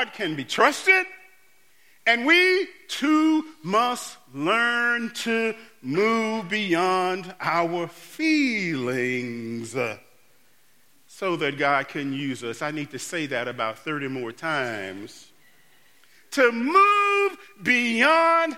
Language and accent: English; Mississippi, United States; as a boy growing up in Mississippi going to piano lessons with Mrs. Woods